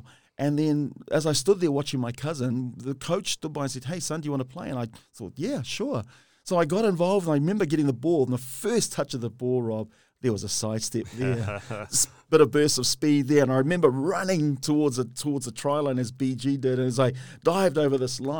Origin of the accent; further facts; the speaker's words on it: Henderson, Auckland, New Zealand; also born or lived in Samoa; When we came from Samoa, we started in Mangele, we moved then to Kingsland, and from Kingsland to Owairaka, then Owairaka to West Auckland, Henderson, where we did a lot of my growing and schooling as well.